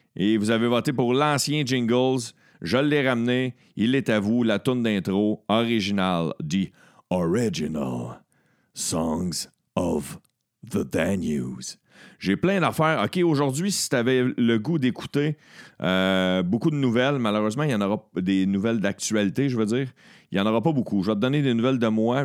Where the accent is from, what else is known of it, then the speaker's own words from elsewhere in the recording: Beauharnois, Quebec, Canada; je viens d'un village, je suis natif de Beauharnois, sur la rive sud de Montréal